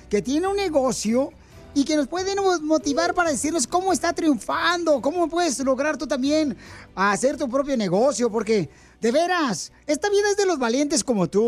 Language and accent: Spanish; Tijuana, Baja California, Mexico; now in United States; Nomás dile a la gente a qué venimos Estados Unidos de Tijuana, papuchón.